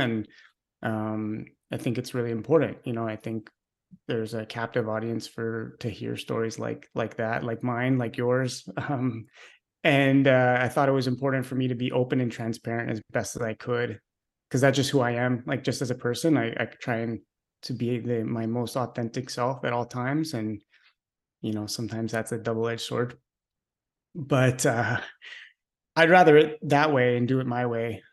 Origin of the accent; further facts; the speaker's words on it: Montreal, Quebec, Canada; I'm a Canadian from Montreal, born and raised